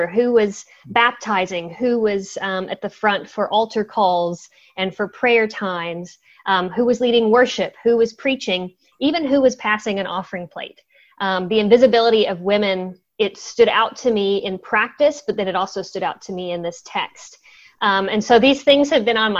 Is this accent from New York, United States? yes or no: no; Georgia, United States; moved away as an adult; now in New Zealand; I was actually born and raised in Georgia in the U.S.